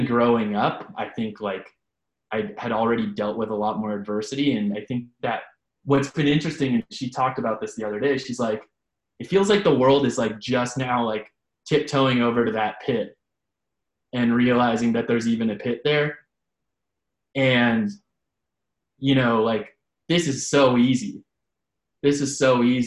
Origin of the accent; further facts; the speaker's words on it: San Francisco, California, United States; I grew up in San Francisco, though, and had a single mom